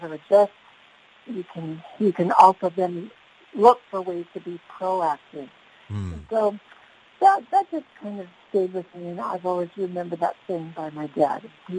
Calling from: Escondido, California, United States

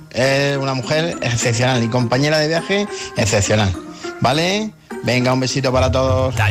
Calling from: Cartagena, Region of Murcia, Spain; de Cartagena, como siempre.

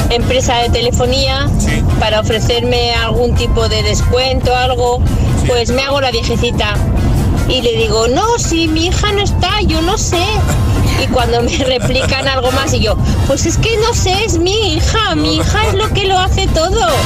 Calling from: Paiporta, Valencian Community, Spain; Buenos días, soy … de Paiporta.

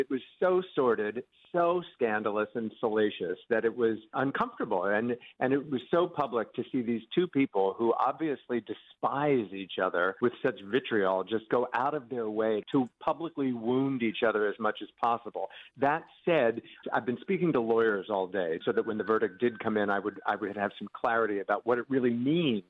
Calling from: New York City, New York, United States; I'm calling in from New York City

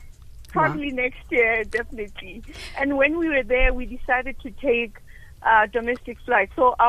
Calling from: Bloemfontein, Free State, South Africa; I'm calling from Bloemfontein.

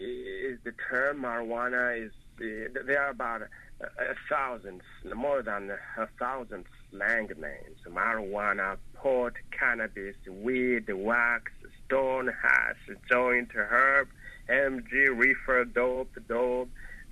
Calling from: Montreal, Quebec, Canada; I'm calling from Montreal, Canada.

